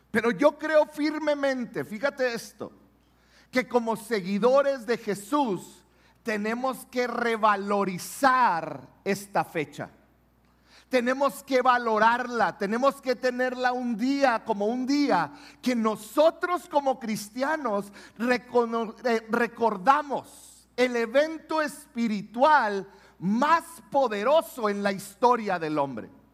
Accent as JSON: {"language": "Spanish", "country": "Mexico", "said": "los mexicanos celebramos la Pascua"}